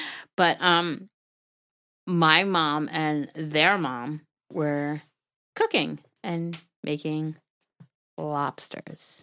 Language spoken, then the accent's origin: English; Brentwood, New York, United States; I grew up in Brentwood